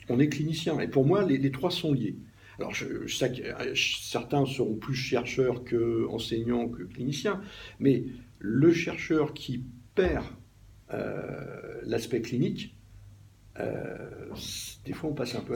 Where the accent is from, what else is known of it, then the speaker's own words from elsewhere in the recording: Normandy, France; moved away; also born or lived in Paris region; en Normandie, qui est, mon pays d'origine